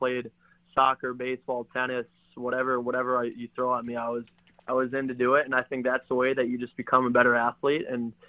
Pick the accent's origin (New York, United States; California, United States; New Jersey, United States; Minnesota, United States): Minnesota, United States; And I know growing up in Minnesota, I was fortunate to have instruction from a lot of good hockey players